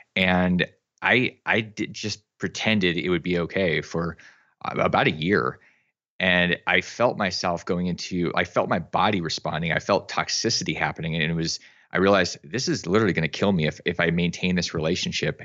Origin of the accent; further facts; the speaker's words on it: Alaska, United States; I grew up in Alaska